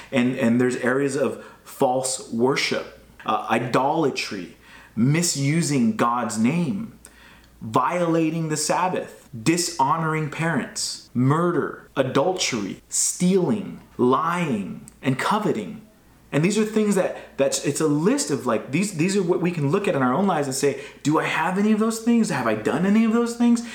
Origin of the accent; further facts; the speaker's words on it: United States; growing up in America, we are taught about freedom